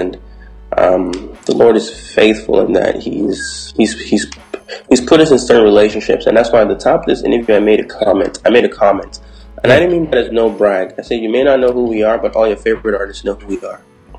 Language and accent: English; Toronto, Ontario, Canada; Because we're from Toronto, we bring a unique sound, a unique feel to everything.